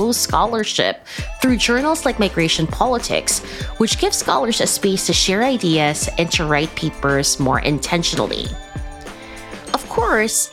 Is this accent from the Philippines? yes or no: yes; Philippines; We're both Filipino